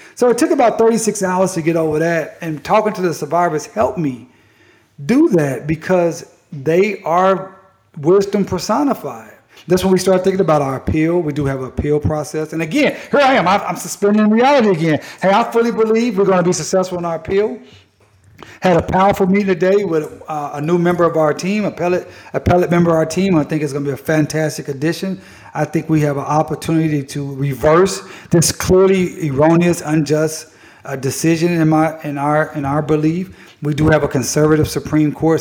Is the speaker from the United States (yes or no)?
yes; Tulsa, Oklahoma, United States; I'm from Tulsa